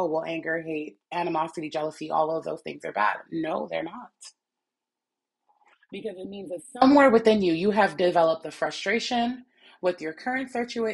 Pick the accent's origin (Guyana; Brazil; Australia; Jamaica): Jamaica; I'm Jamaican.